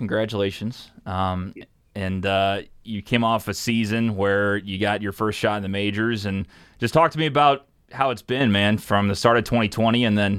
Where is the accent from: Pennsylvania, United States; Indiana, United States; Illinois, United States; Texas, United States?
Illinois, United States; Columbia; a guy from St. Louis area, my hometown of Columbia, Illinois